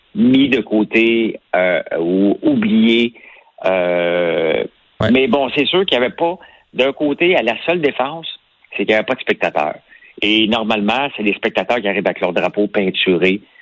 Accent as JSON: {"language": "French", "area": "Outaouais", "region": "Quebec", "country": "Canada", "tie": "born or raised there", "also_born_or_lived": "Gatineau / Montreal", "accent": "Québécois", "said": "quand j'étais jeune, je suis parti de l'Outaouais pour aller à, à, à Gatineau étudier"}